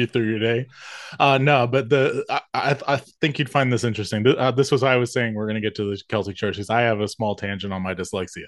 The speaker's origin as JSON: {"language": "English", "region": "the South", "country": "United States", "accent": "Southern", "said": "I'm a Southern boy. I'm from the South"}